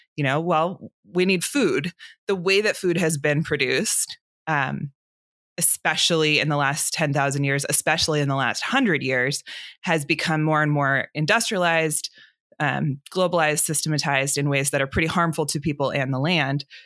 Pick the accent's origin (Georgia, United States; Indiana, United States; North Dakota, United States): Georgia, United States; Atlanta; I grew up here in Atlanta where I'm sitting right now